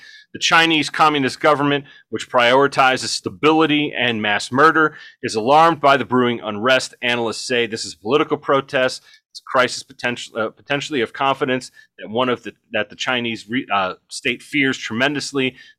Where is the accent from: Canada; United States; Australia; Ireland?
Ireland; Bungalow, not bungalow, bungalow. I'm Irish, so I can say that.